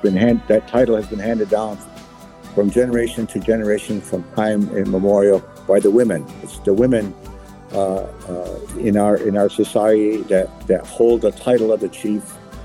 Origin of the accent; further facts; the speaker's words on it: Kahnawake, Quebec, Canada; And I'm from Ganawage, which is a Mohawk community in Quebec, near Montreal.